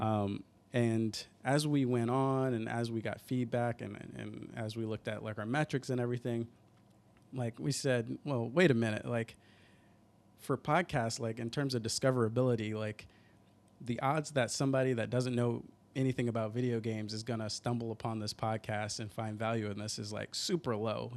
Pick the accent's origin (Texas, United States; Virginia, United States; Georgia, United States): Georgia, United States; Atlanta; moved away as an adult; now in Seattle, United States; I'm originally from Atlanta